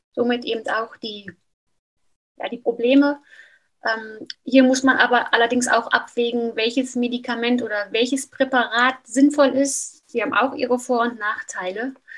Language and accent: German; near Frankfurt, Hesse, Germany; moved away as an adult; now in Switzerland; Aufgewachsen bin ich in Deutschland, in der Nähe von Frankfurt